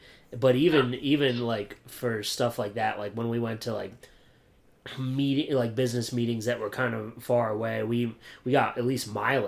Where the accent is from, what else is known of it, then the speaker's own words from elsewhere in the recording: Williamsport, Pennsylvania, United States; I'm from Williamsport, Pennsylvania.